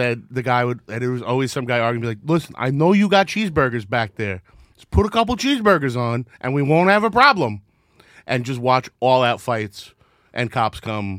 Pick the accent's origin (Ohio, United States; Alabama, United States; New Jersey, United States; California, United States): New Jersey, United States; Secaucus; So there was always Sonic commercials when I was a kid, and we had no Sonic where I grew up in Secaucus.